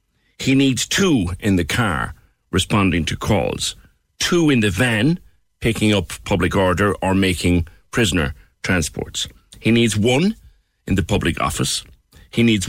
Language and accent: English; Ireland; we are very sweet mouthed in Ireland, and in Cork in particular.